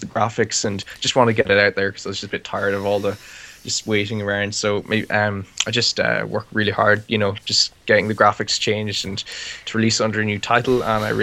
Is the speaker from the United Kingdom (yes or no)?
no; Ireland; I'm from Ireland, and I live in the middle of nowhere